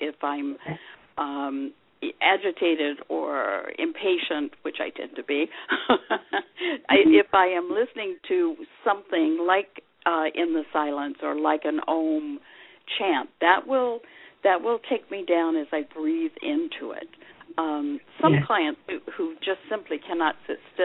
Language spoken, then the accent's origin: English; the South, United States; I was raised in the South